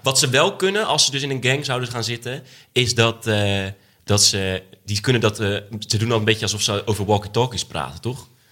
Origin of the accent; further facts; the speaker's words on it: edge of the Bible Belt, Netherlands; Ik kom uit de Bijbelbelt. Nou, ik kom niet uit de bijbel Net op de grens van de Bijbelbelt